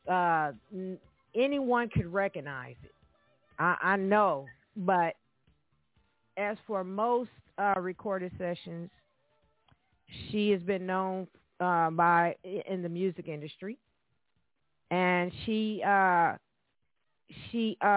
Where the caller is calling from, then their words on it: Los Angeles, California, United States; I'm calling from Los Angeles, California.